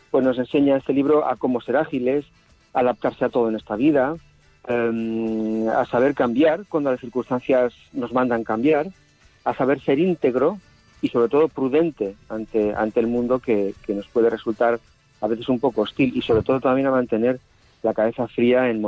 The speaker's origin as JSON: {"language": "Spanish", "region": "Basque Country", "country": "Spain", "tie": "born or raised there", "said": "Un poquito en Solupe, que es mi pueblo de, pastoral, ha llovido un poquito a mediodía"}